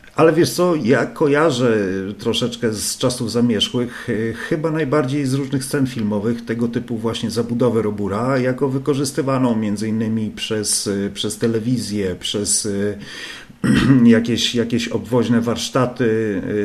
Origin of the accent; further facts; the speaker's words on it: Gdańsk, Pomeranian Voivodeship, Poland; ja jestem z Gdańska